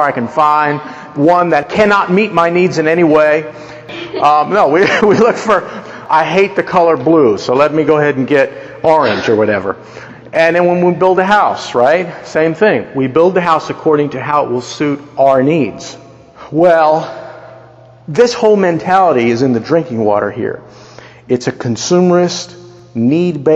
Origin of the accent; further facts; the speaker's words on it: United States; We are Americans